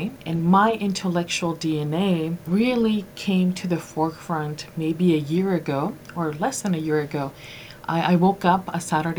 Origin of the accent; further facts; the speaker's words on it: Riverside, California, United States; moved away as an adult; also born or lived in Guadalajara, Jalisco, Mexico / Los Angeles, California / France; now in Spartanburg, United States; I was born in Guadalajara, Jalisco, Mexico, and I grew up in Southern California in a town called Riverside, not too far from the University of California, Riverside, UC Riverside.